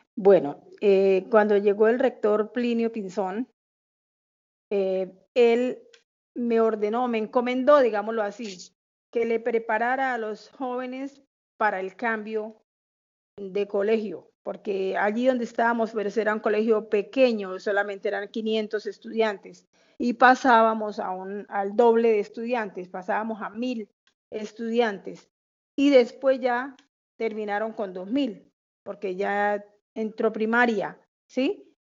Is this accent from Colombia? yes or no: yes; Bucaramanga, Santander, Colombia; also born or lived in Bogotá; luego se vinieron a Bucaramanga y acá nacimos nosotros, somos seis hijos, eh, todos eh, de acá de Bucaramanga.